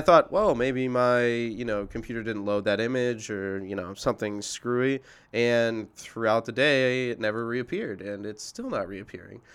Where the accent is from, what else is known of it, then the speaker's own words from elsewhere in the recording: Indianapolis, Indiana, United States; moved away; I'm originally from Indianapolis